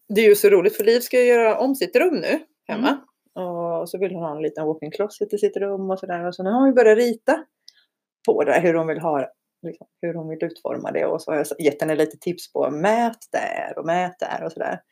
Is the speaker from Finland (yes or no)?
no; Iceland; now in Sweden; jag är ju islänning. Jag är på riktigt islänning. På jag är riktigt. född där och har två isländska föräldrar.